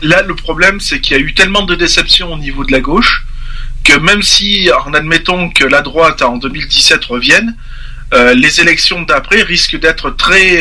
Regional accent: France; je parle aussi en tant que Français et père de famille

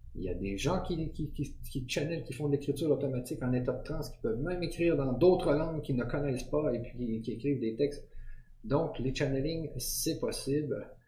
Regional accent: Quebec, Canada; Je suis du Québec

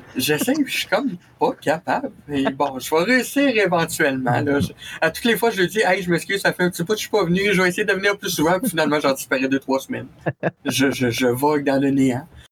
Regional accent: Quebec City, Quebec, Canada; Basé à Québec, euh, dans ma ville natale

